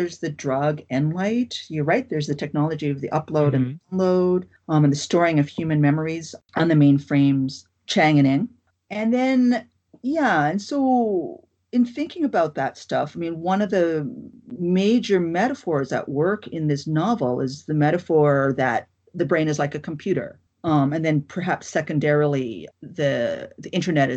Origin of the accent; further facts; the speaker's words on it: Newfoundland and Labrador, Canada; the first and only childhood I have is the childhood that I had in Newfoundland